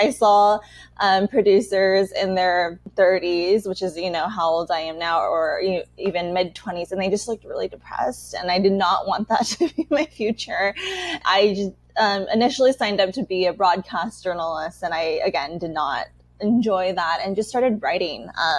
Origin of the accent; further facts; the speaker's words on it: Los Angeles, California, United States; first language Chinese; moved away as an adult; also born or lived in New York; now in Taiwan; I am really from Los Angeles, California. That was where I was born, raised, spent most of my life. But now that I've been living in Asia full-time for 5 years, and I've been in Taiwan since 2020, I really identify more as Taiwanese American